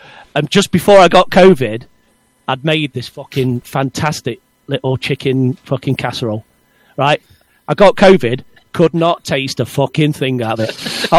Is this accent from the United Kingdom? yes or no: yes; England, United Kingdom; being English, that's our national dish.